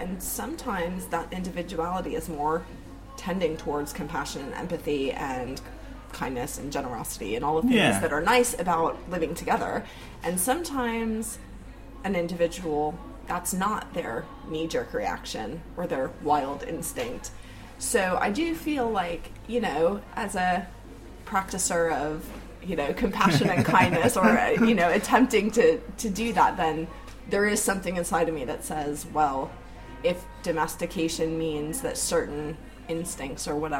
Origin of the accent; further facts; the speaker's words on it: Florida, United States; I am from Florida.